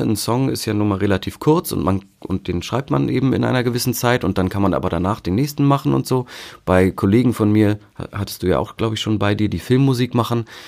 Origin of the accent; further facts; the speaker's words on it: Hamburg, Germany; ich bin ja im, im Norden in Hamburg aufgewachsen